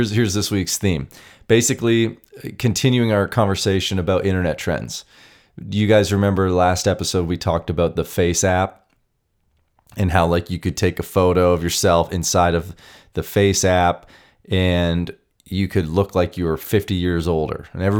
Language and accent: English; Canada; Now, I'm Canadian, but my whole life I watched documentaries, read the articles, watched the YouTube videos.